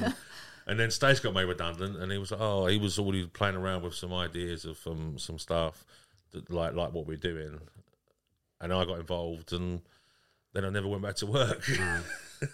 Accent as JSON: {"language": "English", "town": "Southend-on-Sea", "region": "East of England", "country": "United Kingdom", "tie": "born or raised there", "said": "we're from Southend-on-Sea"}